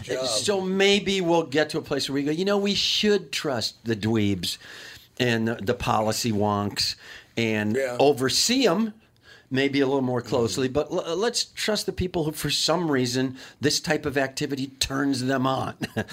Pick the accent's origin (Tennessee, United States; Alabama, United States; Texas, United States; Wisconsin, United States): Wisconsin, United States; Kenosha; you know, I grew up in Kenosha, Wisconsin.